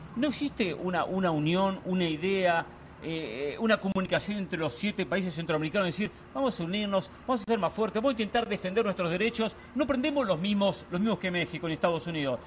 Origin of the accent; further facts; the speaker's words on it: Argentina; yo soy argentino